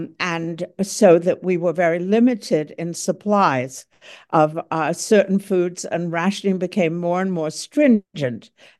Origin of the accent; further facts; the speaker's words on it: Croydon, London, United Kingdom; 162 of them landed in Croydon, my hometown, which is south of London proper.